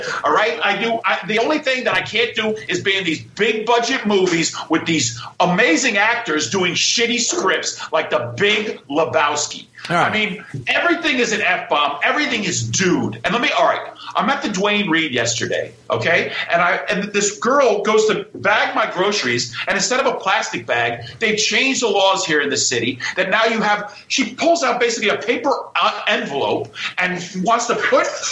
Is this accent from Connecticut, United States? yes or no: yes; Greenwich, Connecticut, United States; I'm from Greenwich, Connecticut.